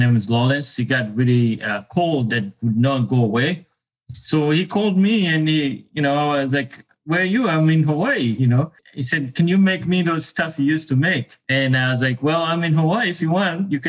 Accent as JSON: {"language": "English", "country": "Uganda", "tie": "born or raised there", "moved": "as an adult", "said": "I was born and raised in Uganda"}